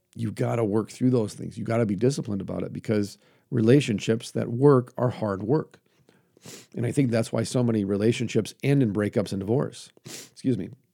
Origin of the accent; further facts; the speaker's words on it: United States; I'm an American